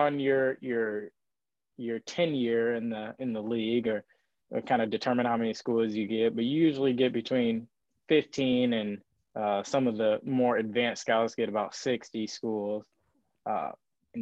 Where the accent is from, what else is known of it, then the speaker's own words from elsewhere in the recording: Detroit, Michigan, United States; Growing up in Detroit, it's kind of tough being a Lions fan